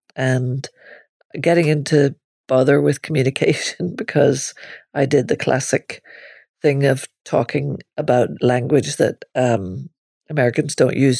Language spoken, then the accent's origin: English; Northern Ireland, United Kingdom; moved away as an adult; also born or lived in Limerick, Ireland; I grew up in Northern Ireland, where you walked around seeing policemen carrying machine guns